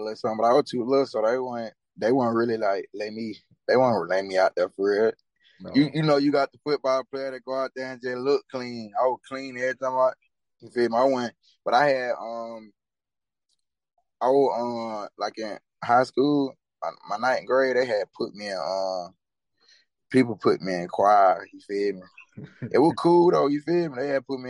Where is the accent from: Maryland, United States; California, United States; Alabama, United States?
Alabama, United States; Anniston; 24. I'm from Manistown